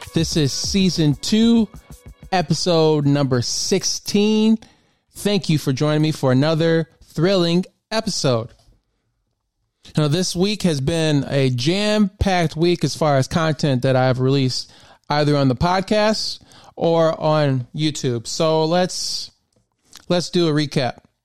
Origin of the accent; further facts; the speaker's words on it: Memphis, Tennessee, United States; moved away as an adult; now in Maryland, United States; I really spent a lot of time, um, growing up in Memphis